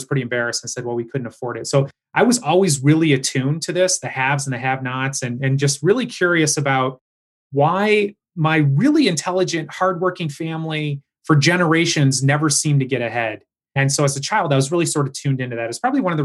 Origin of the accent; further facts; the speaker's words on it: Michigan, United States; also born or lived in Howell, Michigan / Farmington Hills, Michigan / suburbs of Detroit, Michigan; I grew up in Howell, Michigan. So I was born in Farmington Hills and I was raised in the suburbs of Detroit.